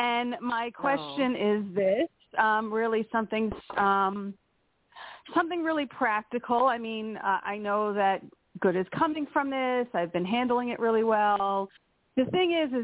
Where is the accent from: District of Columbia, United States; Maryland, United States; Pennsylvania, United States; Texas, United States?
Pennsylvania, United States; from Pennsylvania